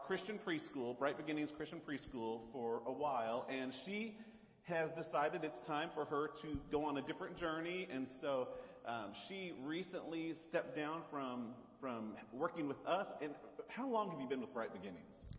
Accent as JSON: {"language": "English", "region": "the South", "country": "United States", "accent": "southern", "said": "my southern accent"}